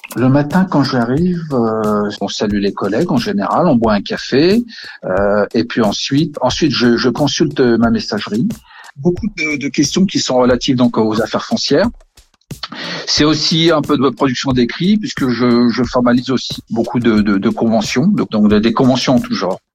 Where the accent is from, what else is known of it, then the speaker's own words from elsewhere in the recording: Villeneuve-Saint-Georges, Île-de-France, France; Je suis né dans le Val-de-Marne, né à Villeneuve-Saint-Georges et je vis à Villeneuve-Saint-Georges. Je suis vraiment un gars du cru